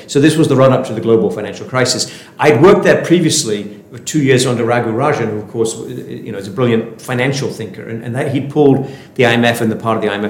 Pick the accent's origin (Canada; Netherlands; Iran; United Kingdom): United Kingdom; Sheffield, Yorkshire and the Humber; moved away; I'm from Sheffield in the north of England